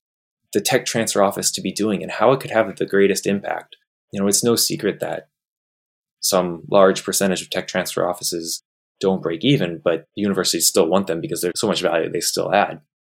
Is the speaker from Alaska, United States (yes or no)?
yes; Alaska, United States; There's not a real difference just because we're from Alaska, even in terms of the technology.